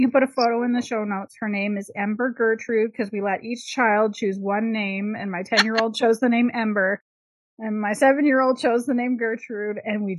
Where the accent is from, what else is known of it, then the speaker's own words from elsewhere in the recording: Canada; I'm a Canadian.